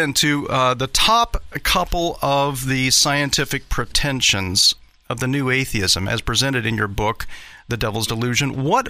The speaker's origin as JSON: {"language": "English", "region": "Ohio", "country": "United States", "said": "I'm from Ohio myself."}